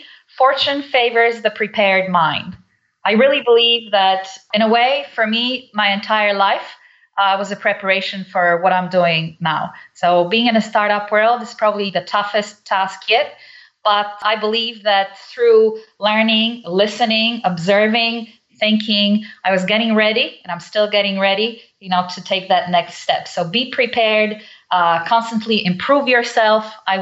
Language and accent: English; Nigeria; also born or lived in Poland / England; now in United States; I was born in Poland. I'm Polish. I was brought up in Africa, Nigeria, then went through actually three countries. But I came to the U.S. straight from England.